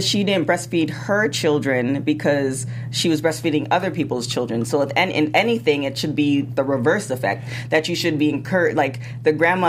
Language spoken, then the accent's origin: English; Canada; also born or lived in the Caribbean islands (family); I'm from Canada